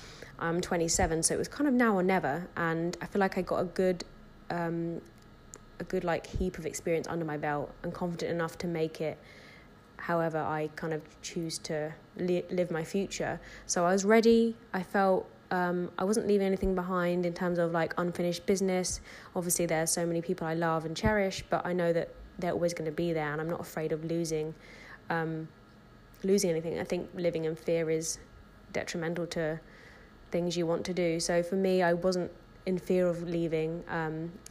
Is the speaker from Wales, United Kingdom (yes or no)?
no; Brighton, South East England, United Kingdom; moved away as an adult; now in London, United Kingdom; I was born and raised in Brighton and then travelled a bit and moved to London